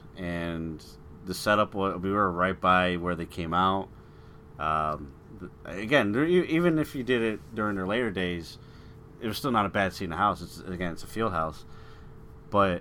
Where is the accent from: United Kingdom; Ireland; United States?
United States; Chicago, Illinois; you and I, again, we're from Chicagoland area